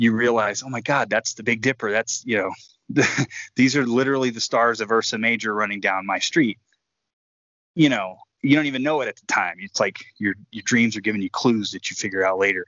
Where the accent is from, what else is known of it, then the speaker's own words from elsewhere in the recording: Houston, Texas, United States; I was growing up in Houston